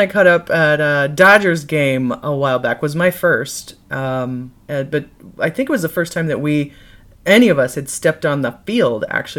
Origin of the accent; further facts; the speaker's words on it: Midwest, United States; I'm from the Midwest as well, and a lot of my family went there, so go Boilermakers.